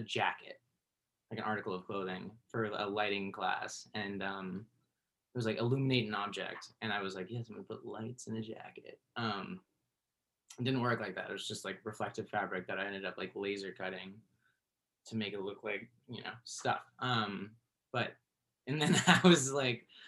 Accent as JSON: {"language": "English", "town": "Berkeley", "region": "California", "country": "United States", "tie": "born or raised there", "said": "I grew up in Berkeley"}